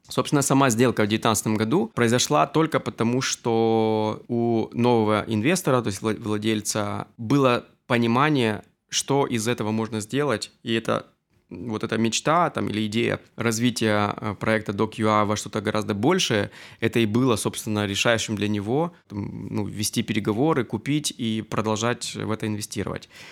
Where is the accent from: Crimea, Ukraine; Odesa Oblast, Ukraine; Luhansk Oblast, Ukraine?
Luhansk Oblast, Ukraine; Luhansk; moved away as an adult; also born or lived in Armenia (ancestry); now in Kyiv, Ukraine; Я действительно армянин. Сознательную жизнь я все же в Украине Э, я здесь закончил э, среднюю школу, поступил